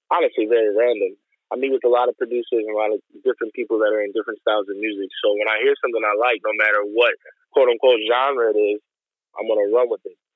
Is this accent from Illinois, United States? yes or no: yes; Chicago, Illinois, United States; we're from the west side of Chicago.